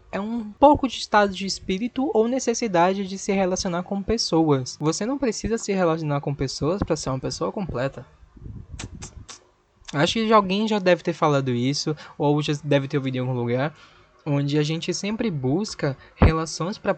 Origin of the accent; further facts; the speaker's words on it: Recife, Pernambuco, Brazil; tenho 24 anos, sou da cidade do Recife.